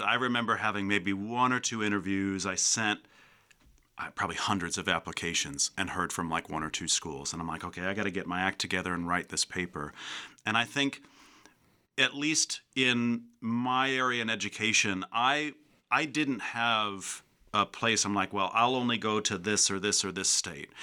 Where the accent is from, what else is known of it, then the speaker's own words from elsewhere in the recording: Chicago, Illinois, United States; moved away as an adult; also born or lived in Tennessee; growing up in the Chicago area, it's just flat